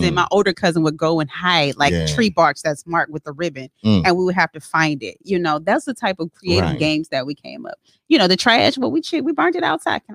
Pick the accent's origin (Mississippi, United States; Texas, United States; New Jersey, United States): Mississippi, United States; Wiggins; Growing up in Wiggins.